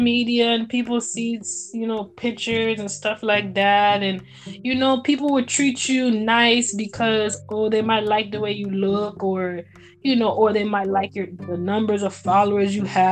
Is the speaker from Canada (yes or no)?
no; United States; I grew up in America. I'm from America